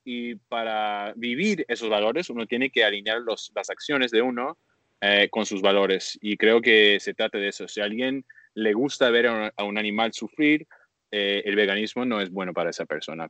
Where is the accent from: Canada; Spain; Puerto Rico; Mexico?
Canada; now in Bali, Indonesia; soy un activista canadiense de, basado en Toronto